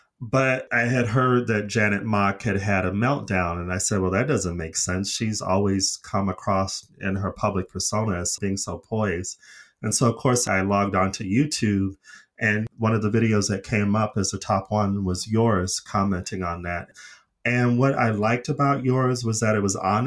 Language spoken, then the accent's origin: English; Arizona, United States; I'm from Arizona, which has a dry heat like Las Vegas